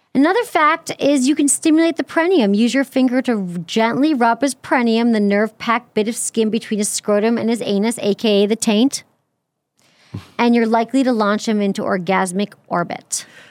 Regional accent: Michigan, United States

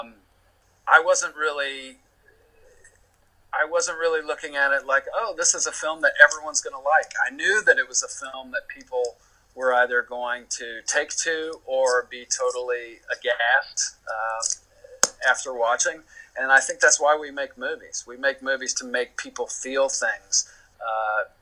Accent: the South, United States; moved away; I'm from the South originally. So in terms of character and personality and style and accent, I felt like I had a pretty good handle on those things just because of where I'm from

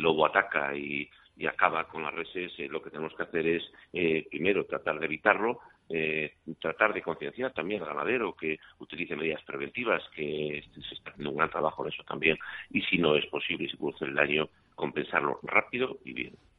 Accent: León, Castile and León, Spain; Yo soy de León

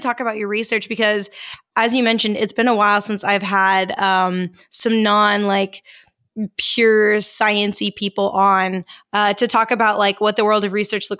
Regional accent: Texas, United States; I'm originally from Texas. I've got some Southern roots, although it's not truly like Old South

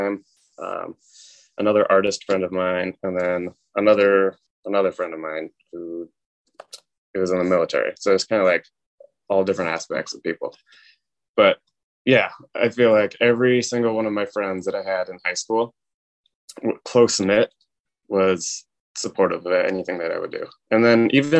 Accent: North Carolina, United States; I grew up in North Carolina, and there's a lot of red clay

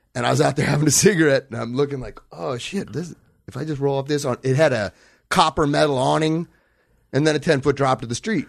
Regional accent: Los Angeles, California, United States; I grew up in Brentwood

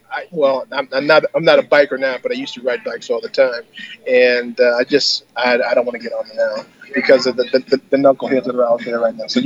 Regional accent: Altadena, California, United States; I'm from Altadena. I used to live in Altadena for 10

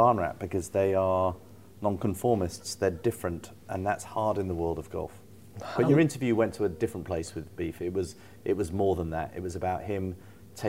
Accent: United Kingdom; we're programmed as British people to be.

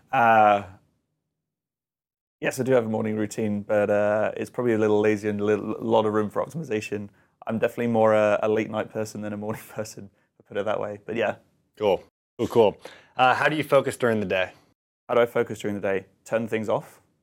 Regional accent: United Kingdom; So I do travel a little bit, um, and as a Brit, I'm very fond for my tea.

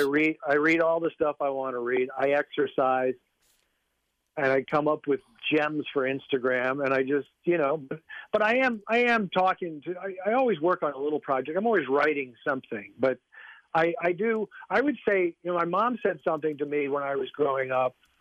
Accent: Minnesota, United States; moved away; I grew up in Minnesota. Unlike you, I grew up in Minnesota

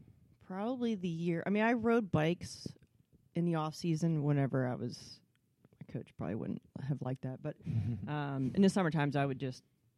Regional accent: Altoona, Pennsylvania, United States; I'm from Altoona.

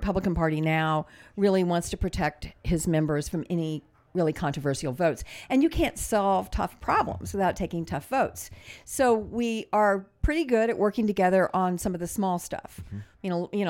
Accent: Midwest, United States; I mean, I was a moderate from the Midwest

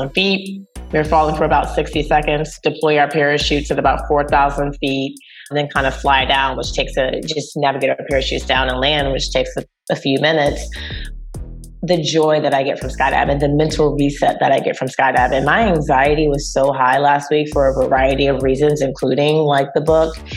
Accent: North Carolina, United States; I'm from North Carolina

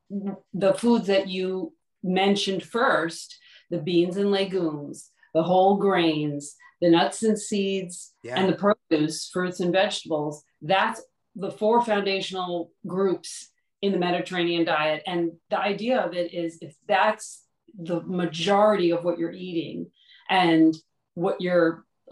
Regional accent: Huntington, New York, United States; moved away as an adult; grew up here and then came back.

